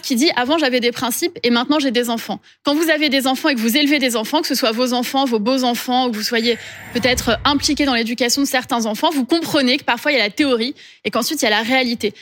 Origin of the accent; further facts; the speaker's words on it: Corsica, France; je viens de la Corse. Pour nous, en Corse, le temps du deuil, c'est quelque chose d'important